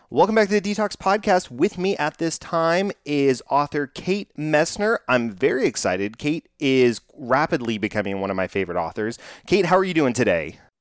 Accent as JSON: {"language": "English", "region": "Texas", "country": "United States", "tie": "born or raised there", "said": "I'm from Texas, growing up in, in Texas and in South, Southern hospitality"}